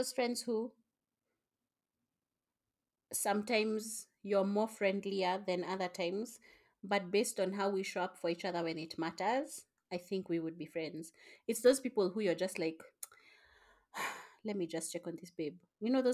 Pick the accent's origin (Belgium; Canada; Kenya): Kenya; even me, I was told, you look anything but Kenyan